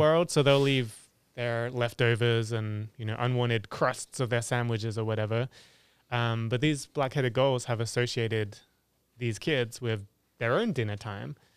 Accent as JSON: {"language": "English", "region": "England", "country": "United Kingdom", "tie": "born or raised there", "moved": "yes"}